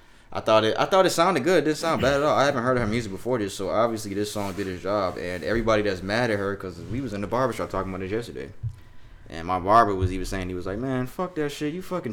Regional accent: Snellville, Georgia, United States; born there; because I was born in Georgia. Snellville

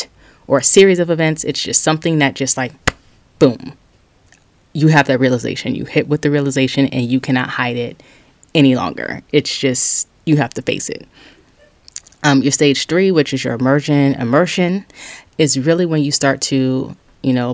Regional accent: Charleston, South Carolina, United States; I'm from Charleston, South Carolina, and we have some of the most bipolar weather

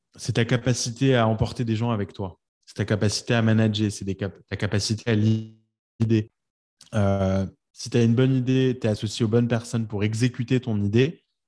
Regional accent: France; moved away as an adult; now in New York, United States; quand on est français

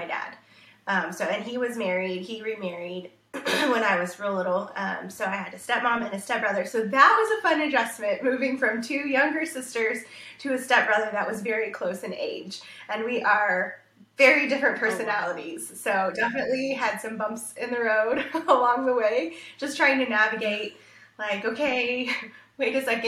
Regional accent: Arlington, Texas, United States; also born or lived in Houston, Texas / Australia; I grew up in Arlington, Texas, so a city of about 300,000-ish when I was growing up in the DFW Metroplex.

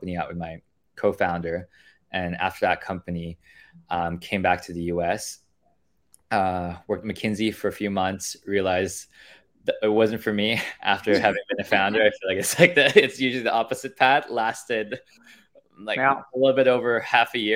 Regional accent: Philippines; moved away as an adult; also born or lived in Pennsylvania, United States / Canada; born and raised in the Philippines for most of my life

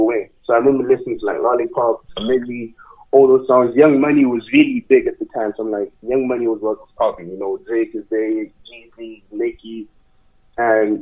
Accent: Botswana; now in Calgary, Canada; I'm from Southern Africa

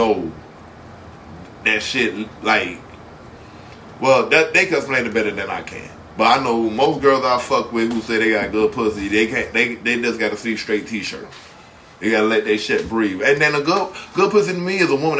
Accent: Miami, Florida, United States; I'm from Miami

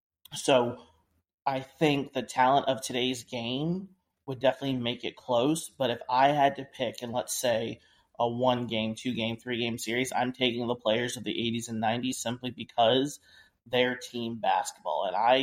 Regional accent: Maryland, United States; I'm from Maryland.

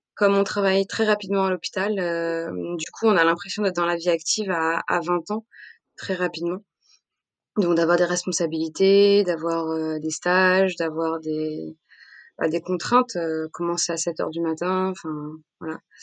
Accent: Montpellier, Occitania, France; moved away as an adult; also born or lived in Nîmes; now in Paris, France; j'ai grandi entre Paris d'abord et puis Montpellier ensuite.

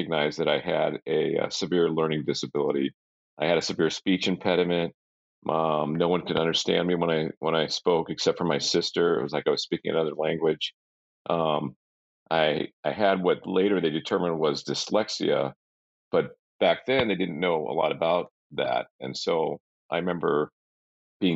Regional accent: Bay Area of California, United States; I grew up actually in the Bay Area of California

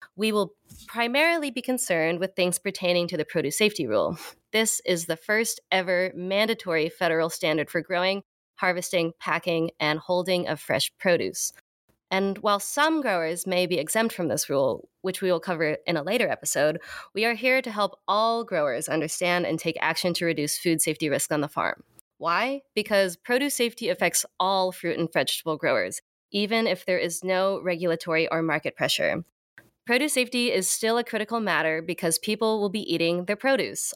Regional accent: San Jose, California, United States; working on an urban farm in my hometown of San Jose, California.

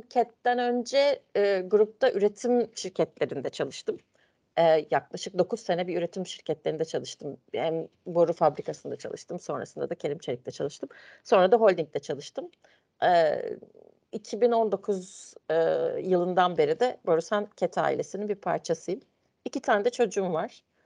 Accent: Ankara, Turkey; ben Ankara'da doğdum, büyüdüm

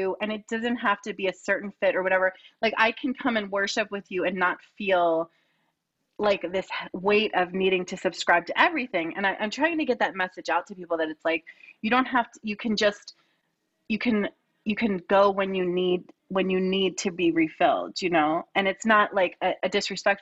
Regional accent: Lower Bucks County, Pennsylvania, United States; I grew up in Lower Bucks County, which was so many different religions

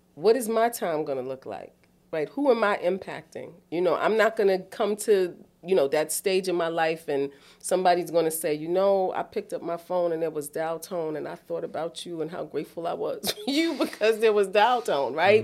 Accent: New York City, New York, United States; moved away as an adult; now in Delaware, United States; born and raised in East Harlem

